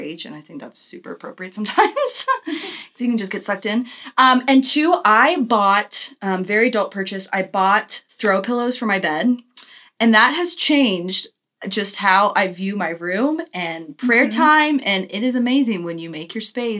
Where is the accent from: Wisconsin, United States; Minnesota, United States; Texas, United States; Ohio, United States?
Texas, United States; also born or lived in California; I was born in California. I moved to Texas when I was little.